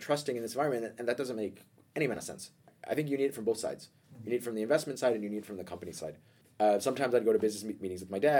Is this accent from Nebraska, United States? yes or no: no; New York City, New York, United States; moved away as an adult; also born or lived in Denmark; now in Copenhagen, Denmark; I grew up in New York, which is, in my opinion, even though I don't think I want to actually live there, the greatest metropolis on Earth